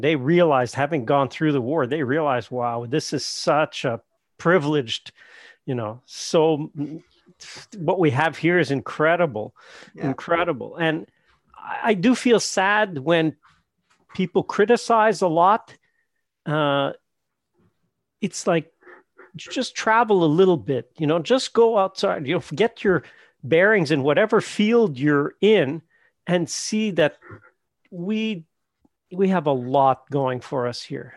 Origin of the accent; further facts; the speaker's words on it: Canada; we're Canadian